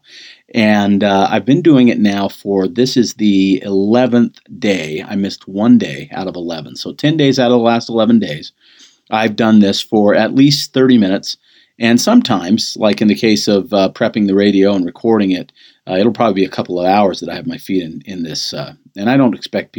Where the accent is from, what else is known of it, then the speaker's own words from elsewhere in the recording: United States; being an American